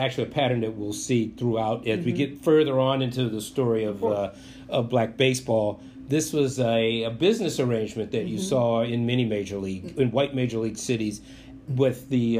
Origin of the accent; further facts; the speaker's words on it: Washington, District of Columbia, United States; I grew up on Harvard Street in Washington, mm-hmm. D.C.